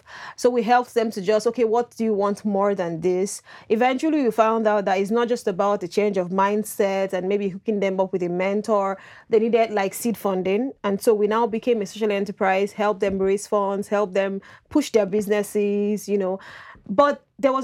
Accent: Nigeria; moved away as an adult; now in Canada; I'm from Nigeria

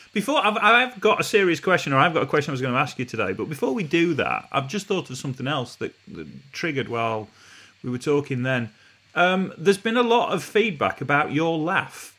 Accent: Retford, East Midlands, United Kingdom; I was born and raised in Retford

